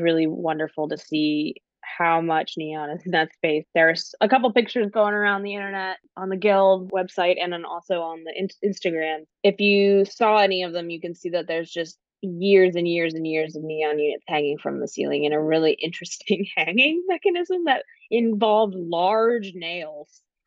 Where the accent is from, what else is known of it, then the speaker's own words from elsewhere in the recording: Delaware, United States; also born or lived in Arkansas; now in Durham, United States; I'm originally from Delaware, so been an East Coaster all but four years of my life when I did a brief stint to Arkansas